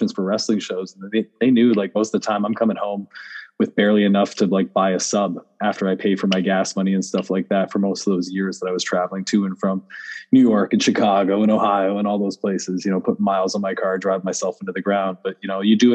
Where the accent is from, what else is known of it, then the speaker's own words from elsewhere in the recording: Canada; as a Canadian